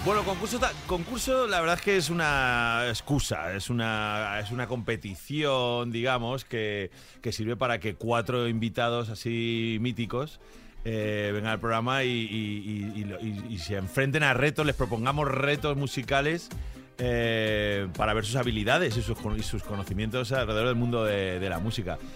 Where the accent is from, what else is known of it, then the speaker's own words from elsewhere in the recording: Valencia, Valencian Community, Spain; now in Madrid, Spain; De mi tierra, de Valencia